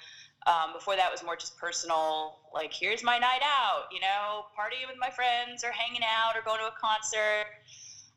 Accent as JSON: {"language": "English", "town": "Philadelphia", "region": "Pennsylvania", "country": "United States", "moved": "as an adult", "lives_now": "Southern California, United States", "said": "I am originally from Philadelphia, and then I decided to move out here to be closer to Disneyland"}